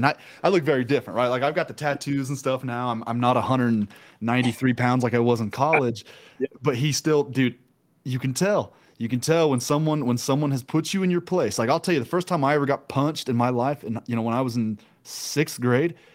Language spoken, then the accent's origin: English; Midwest, United States; moved away as an adult; now in Utah, United States; I'm from the Midwest